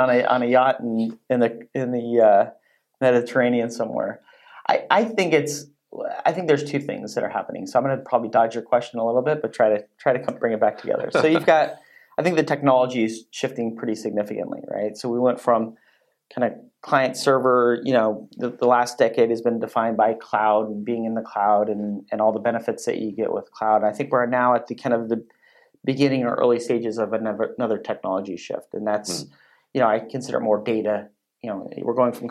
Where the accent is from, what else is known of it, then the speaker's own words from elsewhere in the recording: Silicon Valley, California, United States; moved away; I grew up in Silicon Valley. I don't live there now, but I go back quite frequently.